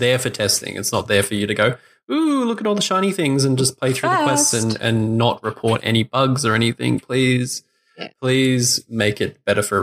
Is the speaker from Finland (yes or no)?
no; Australia; as an Australian